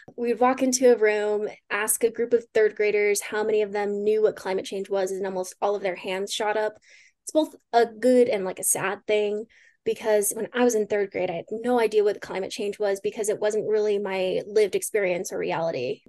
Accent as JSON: {"language": "English", "town": "Pueblo", "region": "Colorado", "country": "United States", "tie": "born or raised there", "also_born_or_lived": "Spokane, Washington", "moved": "as an adult", "said": "I am originally from Pueblo, Colorado, born and raised. It's, grew up there my whole life."}